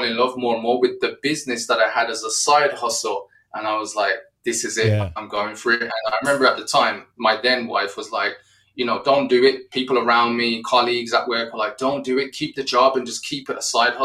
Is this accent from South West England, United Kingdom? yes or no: no; Wolverhampton, West Midlands, United Kingdom; my hometown of Wolverhampton in the UK